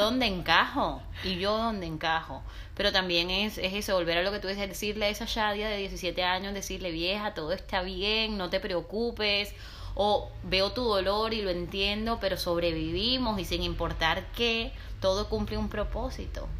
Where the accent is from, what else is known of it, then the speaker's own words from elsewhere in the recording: Barranquilla, Atlántico, Colombia; moved away as an adult; now in Barcelona, Spain; Yo aunque nací y crecí en Barranquilla, en la costa caribe colombiana, soy libanesa también.